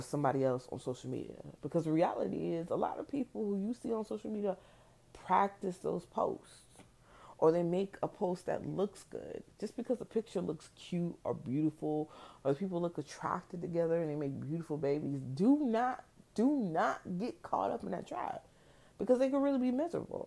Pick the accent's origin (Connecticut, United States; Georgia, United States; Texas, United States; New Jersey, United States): New Jersey, United States; moved away; also born or lived in the South; I grew up in Jersey